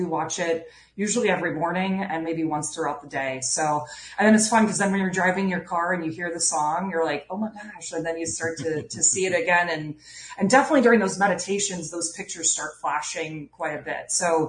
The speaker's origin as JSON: {"language": "English", "region": "Iowa", "country": "United States", "said": "So like the Chicago Cubs, because I was from Iowa and we don't have professional sports, but Wrigley."}